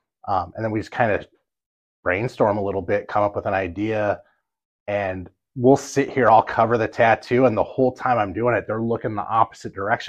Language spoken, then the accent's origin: English; Los Angeles, California, United States; now in Oswego, United States; South Central LA.